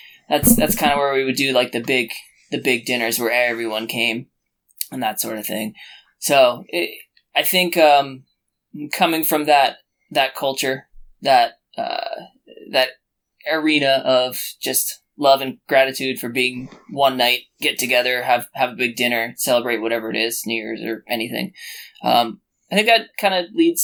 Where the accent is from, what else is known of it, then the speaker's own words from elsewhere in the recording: New Jersey, United States; I grew up in New Jersey, not two towns from where I live now, three towns where I live now